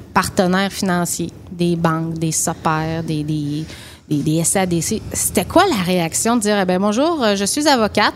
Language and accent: French; Rimouski, Quebec, Canada; je viens de Rimouski, tout le monde sait que je suis très chauvine, j'adore ma ville